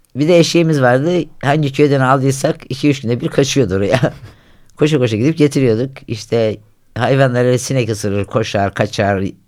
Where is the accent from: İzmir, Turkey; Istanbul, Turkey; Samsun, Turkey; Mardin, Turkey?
Samsun, Turkey; Havza; Ben köy çocuğuyum. Yani ilk yani köyde doğdum, köyde büyüdüm